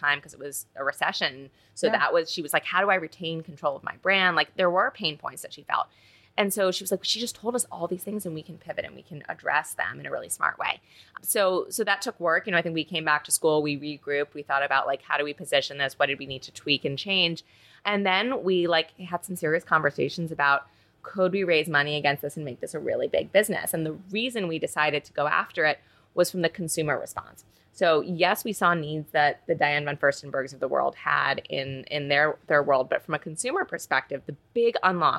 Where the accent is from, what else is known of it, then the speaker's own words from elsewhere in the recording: New York, United States; I'm from New York. I've lived here my whole life.